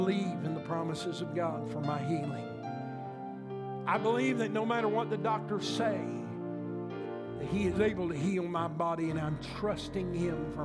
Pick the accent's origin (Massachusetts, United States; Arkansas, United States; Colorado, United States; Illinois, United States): Illinois, United States; we've talked about growing up in Illinois